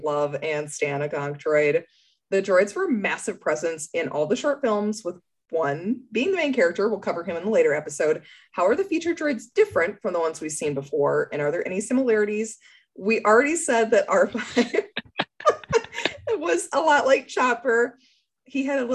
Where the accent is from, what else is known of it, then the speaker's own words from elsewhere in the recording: Minnesota, United States; As a Minnesotan